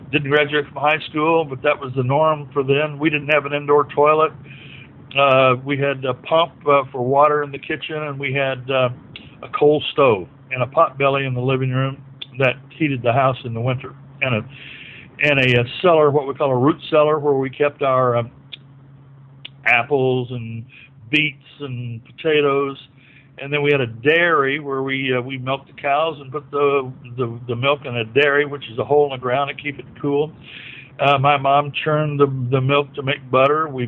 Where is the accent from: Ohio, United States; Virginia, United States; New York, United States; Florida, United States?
Virginia, United States; Pennington Gap; born there; now in Noblesville, United States; I was born in Pennington Gap, Virginia, which is in the Cumberland Gap